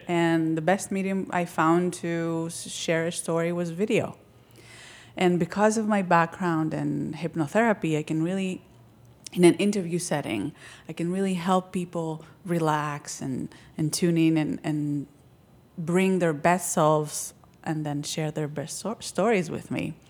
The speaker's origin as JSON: {"language": "English", "region": "Crete", "country": "Greece", "tie": "born or raised there", "moved": "as an adult", "lives_now": "United States", "said": "Growing up in Crete, um, it was very different than here"}